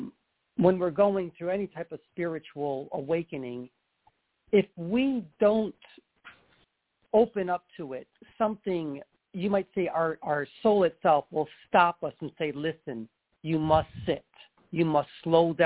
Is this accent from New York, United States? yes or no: yes; New York, United States; now in California, United States; I'm originally from New York